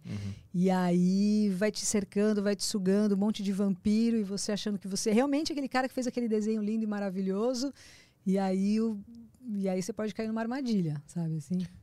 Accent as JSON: {"language": "Portuguese", "town": "Praia Grande", "region": "São Paulo", "country": "Brazil", "tie": "born or raised there", "said": "eu cresci na Praia Grande"}